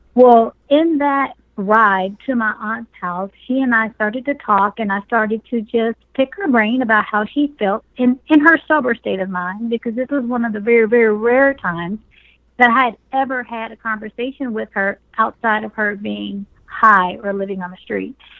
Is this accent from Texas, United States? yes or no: yes; Dallas, Texas, United States; I was raised in North Dallas Project and in another very impoverished environment um, sector of Dallas called um, Pleasant Grove